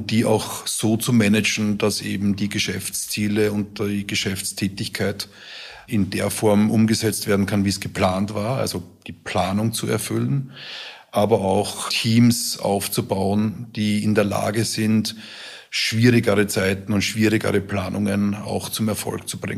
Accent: Vienna, Austria; Genau, Gott sei Dank in meiner Heimat.

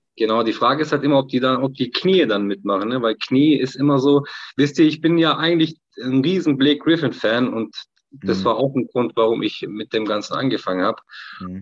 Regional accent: Turkey; als Türke

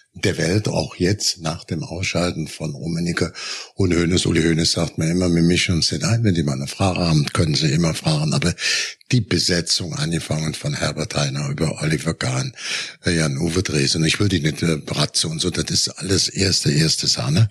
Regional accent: Germany; wir auch als Deutsche

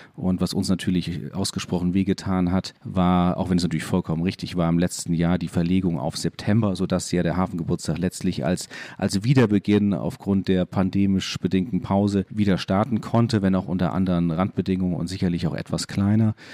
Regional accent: Landau, Rhineland-Palatinate, Germany; moved away as an adult; also born or lived in Bremen; now in Hamburg, Germany

